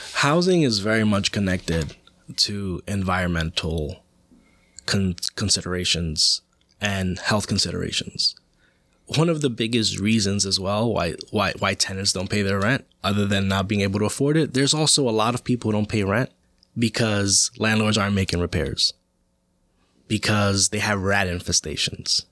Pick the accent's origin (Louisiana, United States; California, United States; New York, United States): New York, United States; New York City; I grew up in Washington Heights, uh, and the Upper West Side